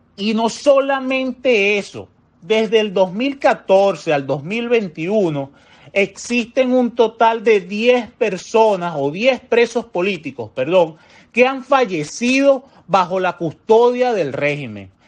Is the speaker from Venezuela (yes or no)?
yes; Venezuela; como venezolanos